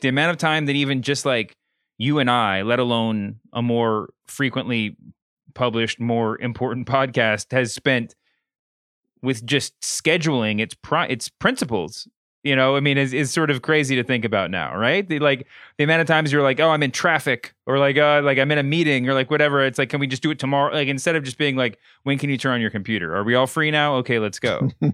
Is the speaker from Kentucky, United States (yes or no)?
yes; Louisville, Kentucky, United States; also born or lived in North Carolina; I was born and raised in Louisville, Kentucky